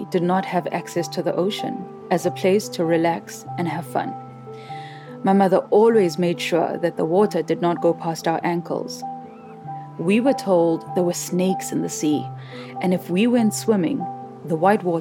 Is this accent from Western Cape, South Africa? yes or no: no; Soweto, Gauteng, South Africa; I grew up in Soweto, a community in the city of Johannesburg, which is the capital of South Africa. The closest beach was six hours from my town.